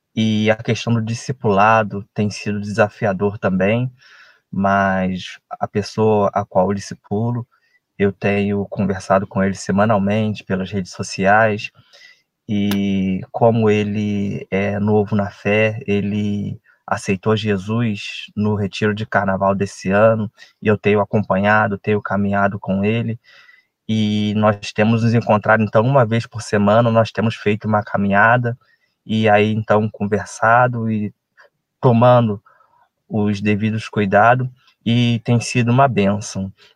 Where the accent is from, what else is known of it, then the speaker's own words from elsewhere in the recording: Resende, Rio de Janeiro, Brazil; Sou de Resende, estado do Rio de Janeiro